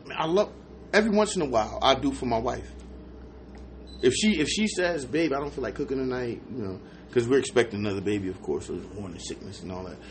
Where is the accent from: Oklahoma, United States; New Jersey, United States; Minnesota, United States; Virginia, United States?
New Jersey, United States; moved away; I'm from Jersey